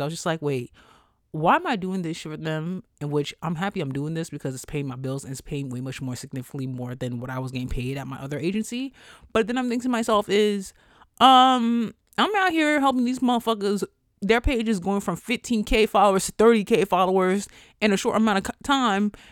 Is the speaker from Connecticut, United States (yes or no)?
no; New York, United States; I'm from New York